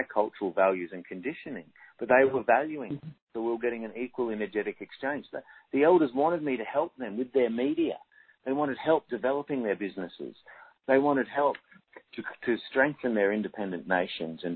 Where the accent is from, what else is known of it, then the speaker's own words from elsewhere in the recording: Australia; as an Australian